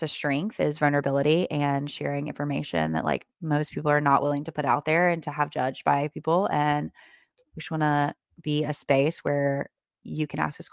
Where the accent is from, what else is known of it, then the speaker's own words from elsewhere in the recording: Alabama, United States; I am from the South, Alabama specifically